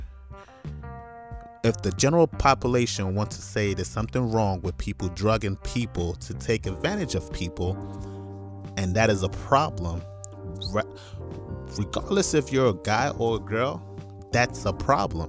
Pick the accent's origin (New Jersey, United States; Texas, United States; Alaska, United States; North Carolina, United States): North Carolina, United States; also born or lived in New York / Nigeria; now in Iowa, United States; I'm Nigerian by nationality. Definitely was raised in New York, grew up in North Carolina. Big ups, North Carolina. I'm currently in Iowa